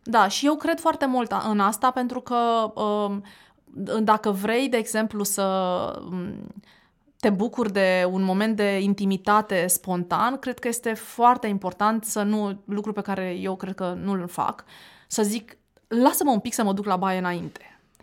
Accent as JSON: {"language": "Romanian", "town": "Constanța", "region": "Constanța County", "country": "Romania", "also_born_or_lived": "Bucharest", "moved": "as an adult", "said": "eu veneam din Constanța, după ce făcusem liceu"}